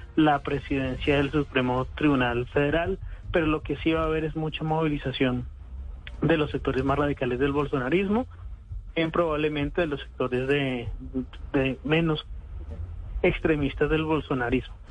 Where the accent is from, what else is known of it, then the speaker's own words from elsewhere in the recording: Colombia; yo nací en Colombia